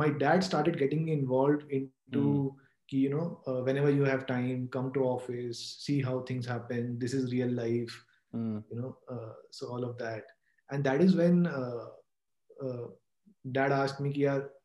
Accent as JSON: {"language": "English", "town": "Kolkata", "region": "West Bengal", "country": "India", "tie": "born or raised there", "also_born_or_lived": "Rohtak, Haryana", "said": "I was like brought up in Calcutta and did my schooling in Birla, then went to Xavier's"}